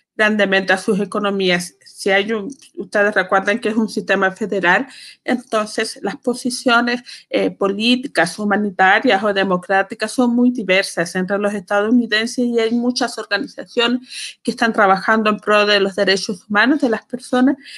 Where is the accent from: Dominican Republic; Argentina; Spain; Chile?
Chile; Calama, Antofagasta; las calameñas inteligentes y astutas, que a ese grupo pertenezco yo